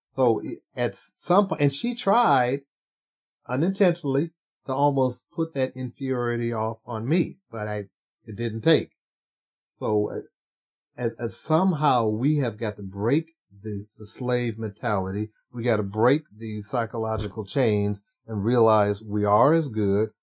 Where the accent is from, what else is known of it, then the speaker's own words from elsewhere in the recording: Cleveland, Ohio, United States; growing up in Cleveland, I was in the major work program in Cleveland